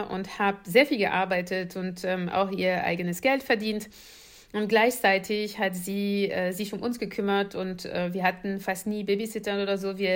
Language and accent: German; Paris suburbs, west of Paris, Île-de-France, France; German is a second language; moved away; ich bin in Paris, also in der Pariser Vorort groß geworden. Äh, westlich von Paris